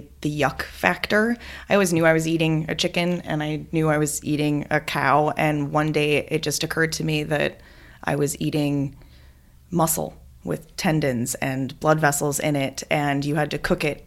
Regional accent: Wisconsin, United States; I'm from Wisconsin

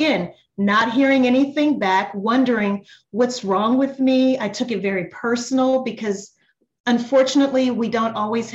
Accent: Louisiana, United States; moved away as an adult; also born or lived in New Orleans, Louisiana; now in Atlanta, United States; I'm from Louisiana originally

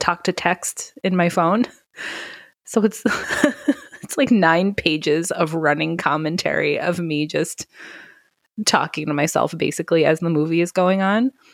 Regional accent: New York, United States; accent: New York; my New York accent

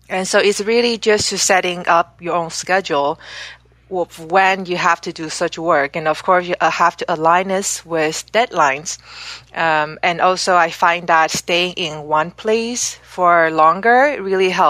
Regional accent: Canada; also born or lived in Amsterdam, Netherlands / Singapore; I grew up in Canada where I lived for 13 years.

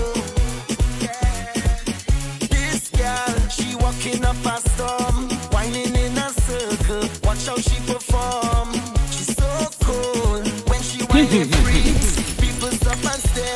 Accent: Trinidad & Tobago; I'm from Trinidad and Tobago

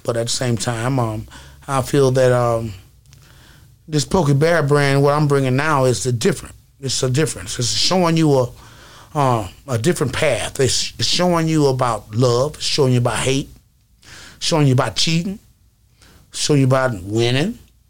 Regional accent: the South, United States; So it was like, man, I'm from the South. I don't know how to rap like that.

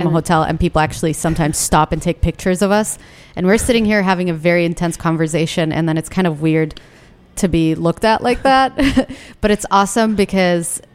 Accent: Yemen; now in Washington, D.C., United States; I feel so hurt about losing my home country

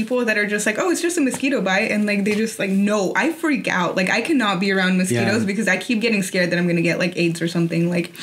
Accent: Tampico, Tamaulipas, Mexico; moved away; also born or lived in Arizona; I'm from Tampico, so that's like right next to the Gulf of Mexico

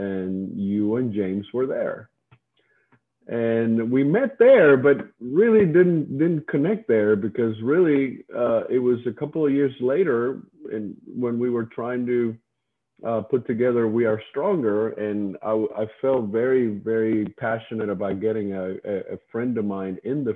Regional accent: Cuba; I grew up on an island, as you said earlier. Before I was born in Cuba

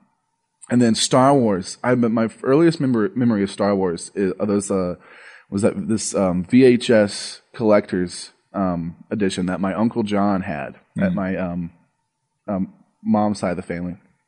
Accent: Arkansas, United States; born there; I was 4 years old. I was living in Arkansas at the time. I was born in Arkansas.

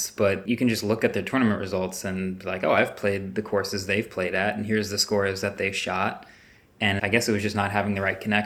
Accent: Maplewood, New Jersey, United States; I grew up in Maplewood, New Jersey

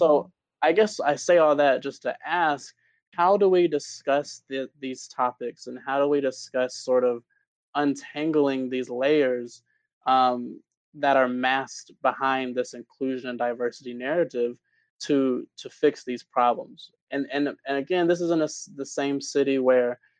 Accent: Atlanta, Georgia, United States; I'm from Atlanta.

